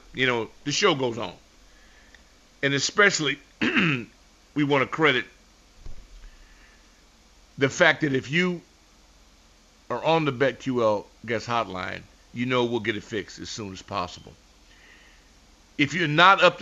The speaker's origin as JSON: {"language": "English", "town": "Los Angeles", "region": "California", "country": "United States", "tie": "born or raised there", "moved": "yes", "said": "as a Laker fan growing up in Los Angeles"}